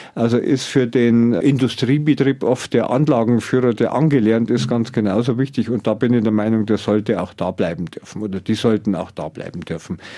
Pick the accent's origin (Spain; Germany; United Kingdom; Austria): Germany; Pfaffenhofen an der Ilm, Bavaria; meine Heimat, vor dem Landratsamt Pfaffenhofen